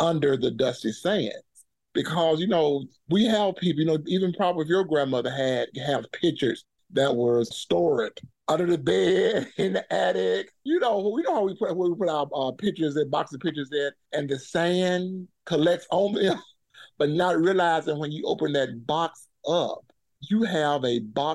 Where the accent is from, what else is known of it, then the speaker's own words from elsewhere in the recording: Water Valley, Mississippi, United States; I was born and raised here in Water Valley, Mississippi